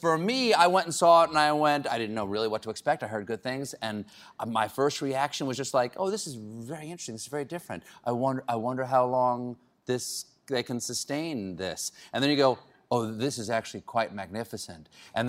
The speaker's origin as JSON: {"language": "English", "town": "Charleston", "region": "South Carolina", "country": "United States", "tie": "born or raised there", "moved": "yes", "lives_now": "New York, United States", "said": "I grew up in Charleston, South Carolina"}